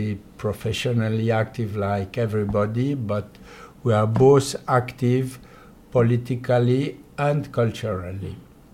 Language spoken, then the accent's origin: English; Poland; English is a second language; now in France; I was born in Poland, but since 70 years, I'm living in France.